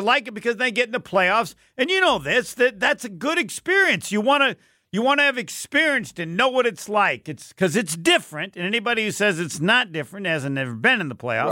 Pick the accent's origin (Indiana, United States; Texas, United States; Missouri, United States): Indiana, United States; moved away as an adult; also born or lived in Arizona; I'm from Indiana, I'm at Arizona